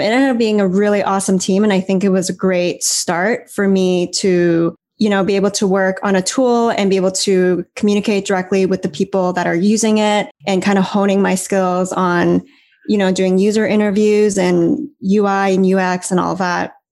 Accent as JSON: {"language": "English", "country": "Canada", "tie": "born or raised there", "also_born_or_lived": "San Francisco", "moved": "as an adult", "lives_now": "Taipei, Taiwan", "said": "growing up in Canada"}